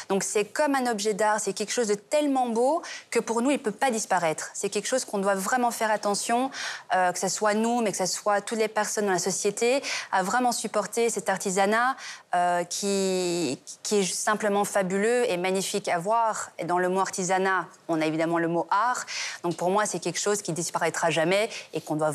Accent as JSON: {"language": "French", "country": "Belgium", "said": "Et ensuite, on a l'histoire de la Belgique nous sommes belges et très fiers de l'être."}